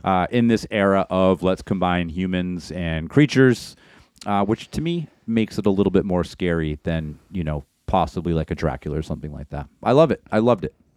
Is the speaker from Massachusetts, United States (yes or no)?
no; Maine, United States; we grew up in Maine